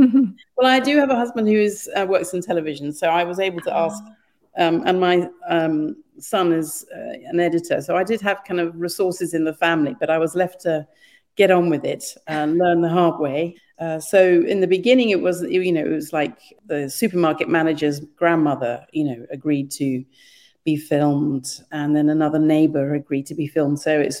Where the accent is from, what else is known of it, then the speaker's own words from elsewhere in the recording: Kenya; because I was born and brought up in Kenya.